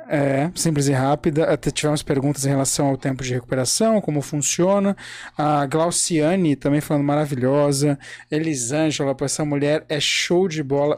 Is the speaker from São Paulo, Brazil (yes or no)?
yes; São Paulo, Brazil; eu sou de São Paulo